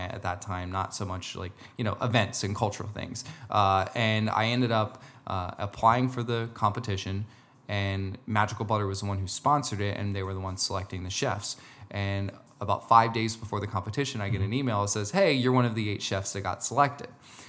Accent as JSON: {"language": "English", "region": "New Jersey", "country": "United States", "said": "I'm from Jersey, so, you know."}